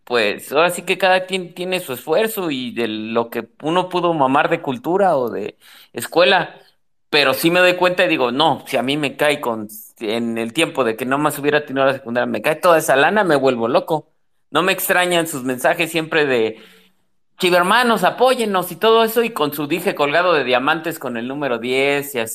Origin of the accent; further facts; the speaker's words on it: Mexico City, Mexico; somos chilangos, güey, y ahorita vamos a ver qué hacemos, güey, ¿no?